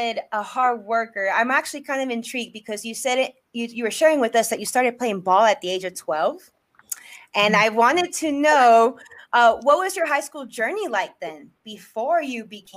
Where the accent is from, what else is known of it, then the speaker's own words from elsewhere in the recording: Elizabeth, New Jersey, United States; I was born in Elizabeth, New Jersey